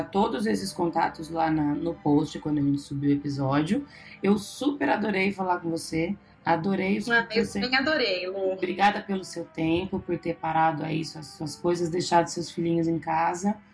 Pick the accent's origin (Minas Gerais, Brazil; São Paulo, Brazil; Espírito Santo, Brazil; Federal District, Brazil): São Paulo, Brazil; Marília; Mas eu sou de Marília.